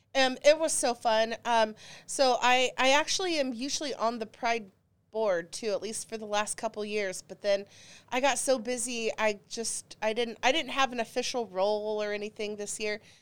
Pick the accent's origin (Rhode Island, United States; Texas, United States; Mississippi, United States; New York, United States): Texas, United States; Dallas; I grew up in Dallas, Texas